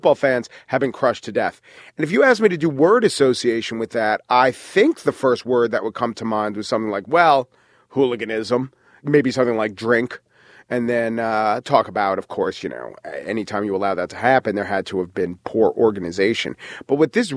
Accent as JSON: {"language": "English", "country": "United States", "said": "as an American"}